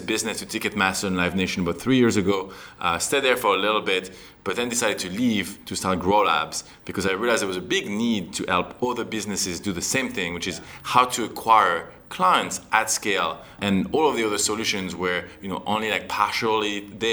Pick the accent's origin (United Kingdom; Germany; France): France; accent: French; moved away as an adult; also born or lived in Canada; I'm actually from France.